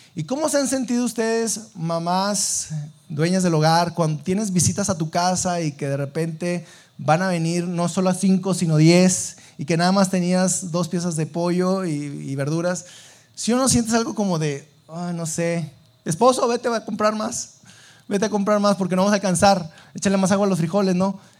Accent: Sabinas, Coahuila, Mexico; moved away as an adult; now in Saltillo, Mexico; yo eh, no soy de aquí de Saltillo, yo soy de Sabinas

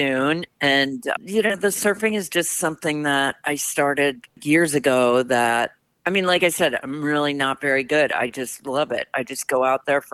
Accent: Midwest, United States; moved away; I grew up in the Midwest where there's definitely no waves and not much water really

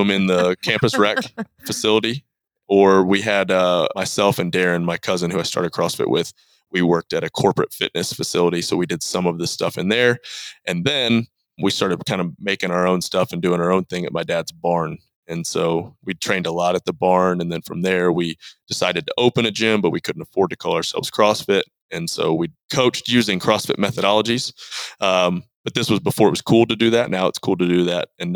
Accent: Cookeville, Tennessee, United States; also born or lived in Michigan; moved to Tennessee when I was 4 and a half, 5. I've lived in Tennessee ever since in Cookeville, Tennessee.

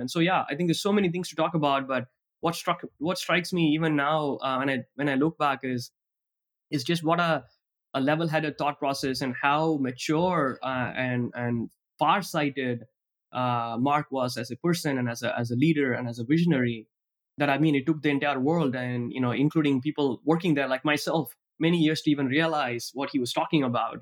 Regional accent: Tiruchirappalli, Tamil Nadu, India; moved away; I grew up in Trichy, back in the state of Tamil Nadu in India

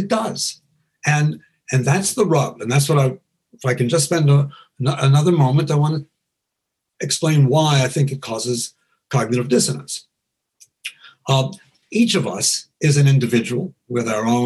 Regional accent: New York, United States; I was raised in New York

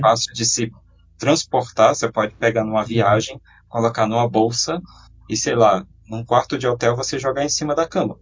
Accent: Brasília, Federal District, Brazil; Eu sou de Brasília

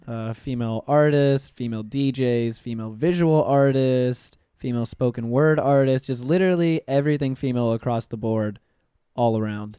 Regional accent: Pensacola, Florida, United States; moved away as an adult; now in Orlando, United States; I'm originally from Pensacola

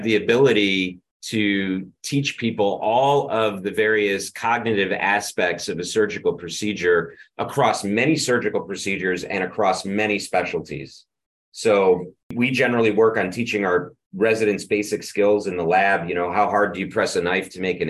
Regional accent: Rochester, New York, United States; I grew up in Rochester, which is where my medical center is.

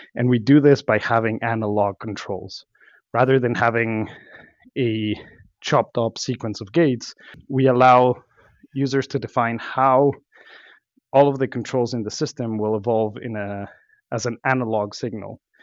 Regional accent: Mexico; moved away as an adult; also born or lived in Mexico City, Mexico / Los Cabos, Mexico; now in Boston, United States; I was born and raised in, in Mexico, uh, Mexico City, and then Los Cabos

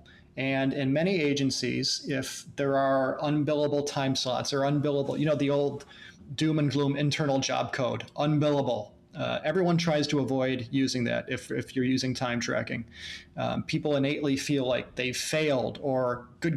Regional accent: United States; being American workers

